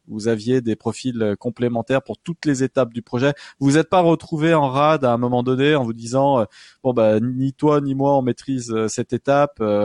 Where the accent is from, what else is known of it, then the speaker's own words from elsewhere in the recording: France; je ne mm. sais pas si on a vraiment la culture en tant que Français de débarquer